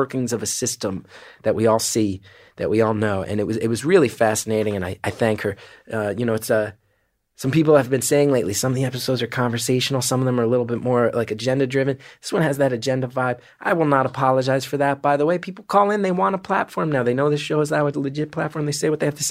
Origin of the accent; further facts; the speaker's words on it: New York City, New York, United States; also born or lived in New Jersey; I'm from New York City